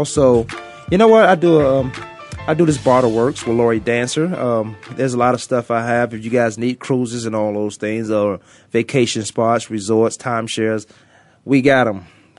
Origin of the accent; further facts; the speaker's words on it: Virginia, United States; I'm growing up in Virginia